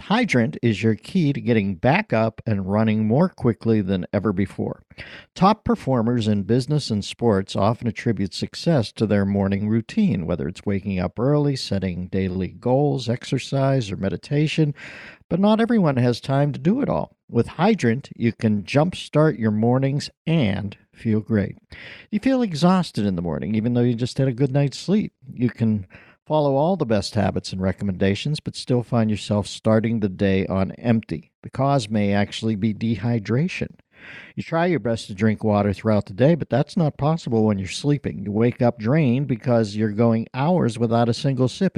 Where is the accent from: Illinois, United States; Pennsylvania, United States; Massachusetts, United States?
Pennsylvania, United States; Pittsburgh; I have to overpronounce the L, but I'm from Pittsburgh, and I, I would, my, my predisposition is to say folkies